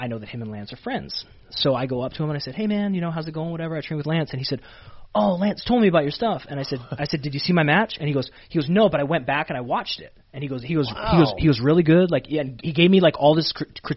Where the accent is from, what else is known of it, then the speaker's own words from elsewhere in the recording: Canada; moved away as an adult; now in Florida, United States; I was from Canada